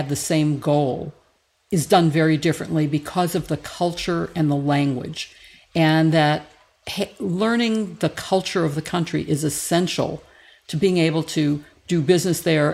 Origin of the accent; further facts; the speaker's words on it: Chicago, Illinois, United States; we're from Chicago